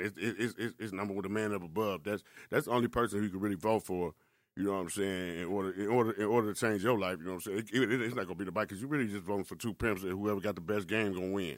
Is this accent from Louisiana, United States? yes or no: no; Milwaukee, Wisconsin, United States; also born or lived in Chicago; I actually grew up in Milwaukee